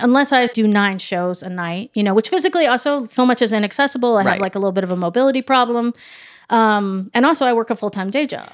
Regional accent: Midwest, United States; as like a Midwesterner

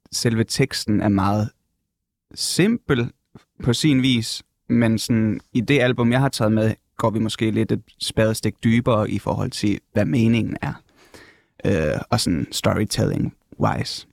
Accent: North Jutland, North Denmark Region, Denmark; moved away; jeg kommer op fra Nordjylland egentlig

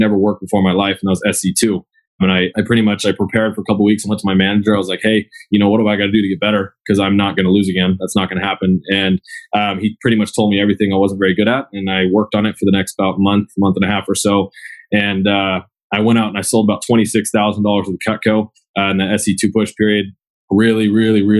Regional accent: Agoura Hills, California, United States; I was born and raised in Agoura Hills

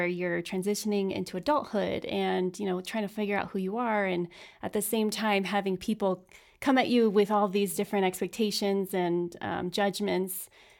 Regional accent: California, United States; In California.

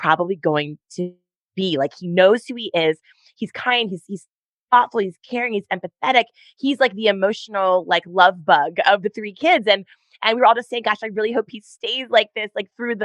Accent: Baltimore, Maryland, United States; moved away as an adult; now in California, United States; We grew up on the East Coast in Maryland. So I'm 2/3 East Coast and 1/3 California. Only been here about 10 years

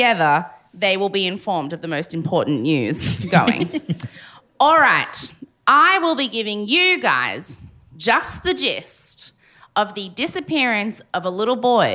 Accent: Sydney, New South Wales, Australia; I grew up in the Sydney equivalent of that place

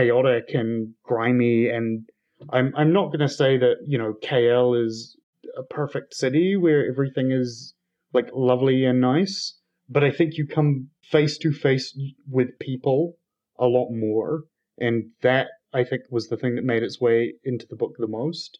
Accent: South Island, New Zealand; I'm from the South Island, which generally is one of the colder, grimmer parts of the country.

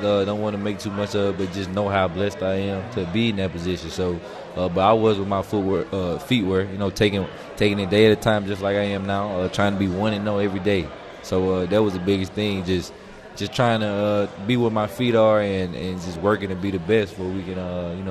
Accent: Horn Lake, Mississippi, United States; I mean, I'm from Horn Lake, Mississippi. My school, we didn't have too many guys or any guys going big power 5 D1.

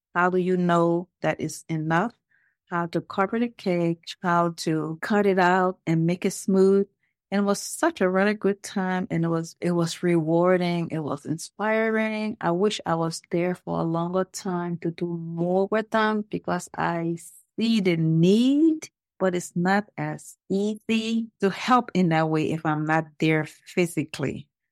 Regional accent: Liberia; now in Lawrenceville, United States; originally, I am from Liberia.

